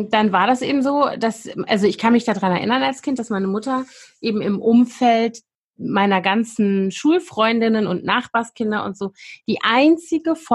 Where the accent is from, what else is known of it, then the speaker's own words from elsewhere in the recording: West Germany, Germany; also ich bin ja in Westdeutschland groß geworden